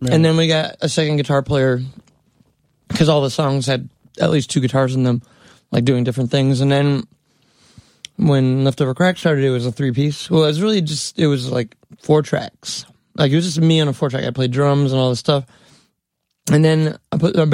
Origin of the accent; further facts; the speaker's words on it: New York City, New York, United States; a little kid growing up in New York City